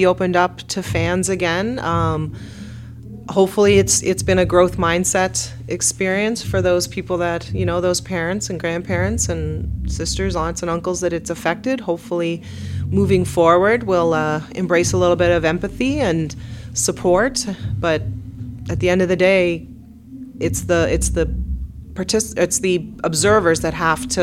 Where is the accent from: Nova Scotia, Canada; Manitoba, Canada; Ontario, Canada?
Nova Scotia, Canada; Truro; moved away; my hometown of Truro